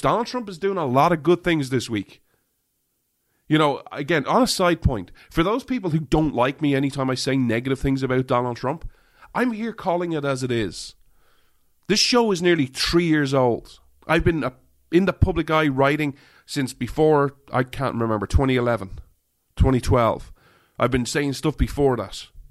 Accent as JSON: {"language": "English", "country": "Ireland", "said": "I'm an Irishman"}